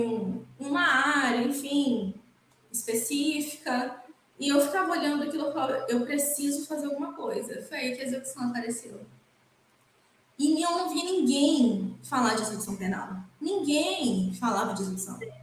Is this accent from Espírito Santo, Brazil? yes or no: yes; Cachoeiro de Itapemirim, Espírito Santo, Brazil; now in Vila Velha, Brazil; nasci em Cachoeiro de Itapemirim, que é no interior do estado do Espírito Santo. Nasci, cresci, fiz faculdade em Cachoeiro